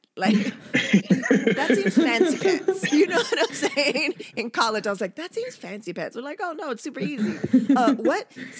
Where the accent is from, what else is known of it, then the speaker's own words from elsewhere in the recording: San Diego, California, United States; also born or lived in Japan; it didn't matter if you're in Florida, West Coast, wherever, because, you know, we're originally from San Diego, you would have to deal with some extra bullshit and you didn't have that in Japan.